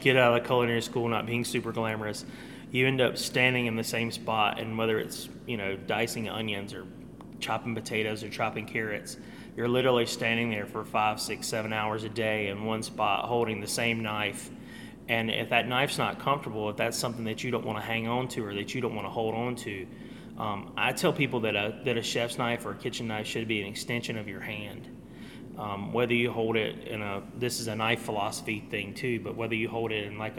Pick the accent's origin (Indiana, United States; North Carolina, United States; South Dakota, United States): North Carolina, United States; also born or lived in Atlanta; I am a native North Carolinian. We lived in Atlanta for a couple of years, but other than that, we've been here